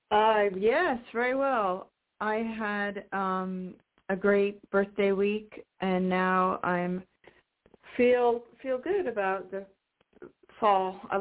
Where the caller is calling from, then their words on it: Washington, United States; in Washington State.